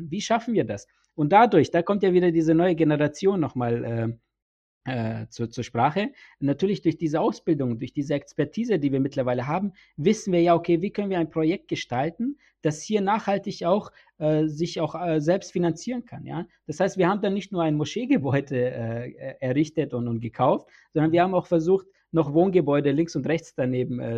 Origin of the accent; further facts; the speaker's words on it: Nuremberg, Bavaria, Germany; Ich kann dir ein Beispiel hier bei uns jetzt in Nürnberg, ne, weil ich komme ja aus Nürnberg